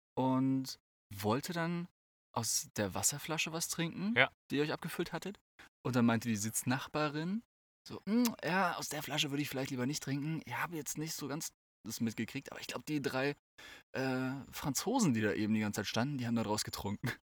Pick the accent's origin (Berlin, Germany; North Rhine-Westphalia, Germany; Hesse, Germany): Hesse, Germany; bei uns in Hessen, irgendwie auch in Nordhessen